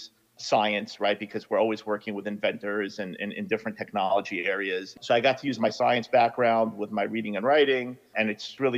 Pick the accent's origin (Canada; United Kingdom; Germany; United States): United States; New York; I grew up in Brooklyn